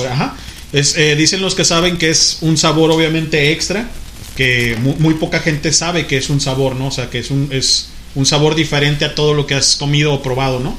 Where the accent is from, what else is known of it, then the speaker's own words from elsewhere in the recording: Tecomán, Colima, Mexico; now in Guadalajara, Mexico; allá en Tecomán, Colima, de donde soy originario, nativo. Oriundo.